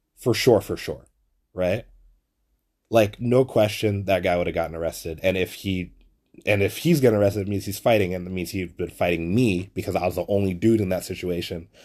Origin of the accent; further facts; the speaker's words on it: New York City, New York, United States; I'm from Flatbush too